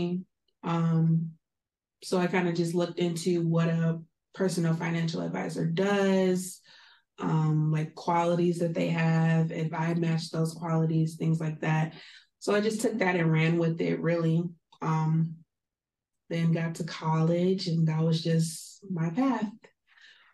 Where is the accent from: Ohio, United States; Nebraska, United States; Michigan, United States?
Michigan, United States; Southfield; moved away; I am from the Metro Detroit area, so like Southfield.